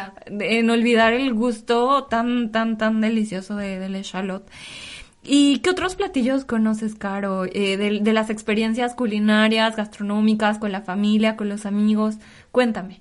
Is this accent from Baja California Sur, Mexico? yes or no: no; State of Mexico, Mexico; moved away as an adult; now in Paris, France; de donde yo soy, de, en el Estado de México